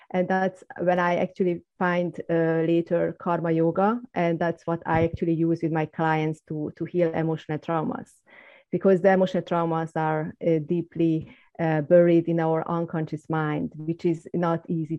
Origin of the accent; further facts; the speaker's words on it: Hungary; moved away; I'm originally from Hungary and growing up in the communist environment and living for, without religion, without any religion's background